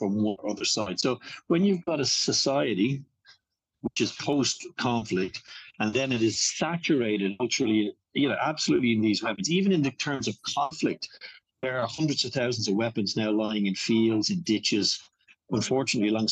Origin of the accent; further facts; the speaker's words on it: Ireland; I would be familiar with being Irish and having grown up in Ireland